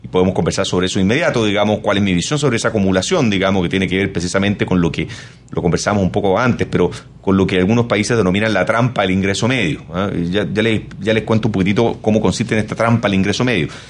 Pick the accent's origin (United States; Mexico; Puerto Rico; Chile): Chile; esto no pasa en mi país